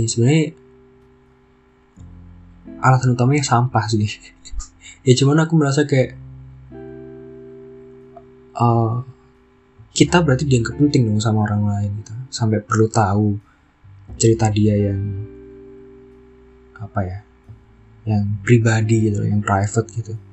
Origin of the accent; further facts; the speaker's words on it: Java, Indonesia; kita kan di Bali ya maksudnya aku orang Jawa itu makanan-makanan yang Jawa banget itu nggak ada di Bali